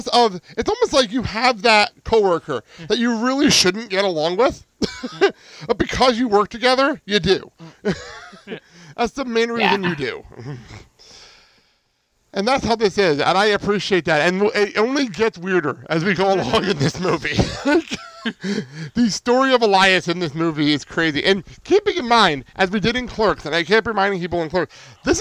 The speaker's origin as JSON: {"language": "English", "town": "Garfield", "region": "New Jersey", "country": "United States", "tie": "born or raised there", "moved": "yes", "said": "There are times I do miss my hometown"}